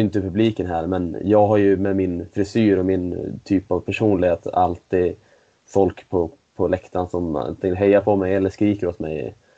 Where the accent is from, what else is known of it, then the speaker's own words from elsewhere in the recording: Sweden; also born or lived in Switzerland; som svensk innebandyspelare i, i SSL